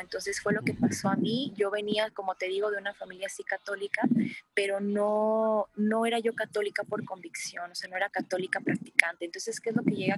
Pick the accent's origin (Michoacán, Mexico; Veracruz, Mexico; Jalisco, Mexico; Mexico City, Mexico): Jalisco, Mexico; Cocula; moved away as an adult; now in Guadalajara, Mexico; yo soy originaria de Cocula, Jalisco, pero radico aquí en Guadalajara